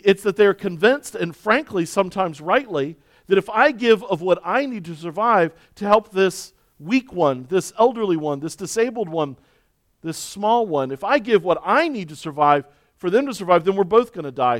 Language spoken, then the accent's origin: English; Baltimore, Maryland, United States; a pastor who was born and raised in Baltimore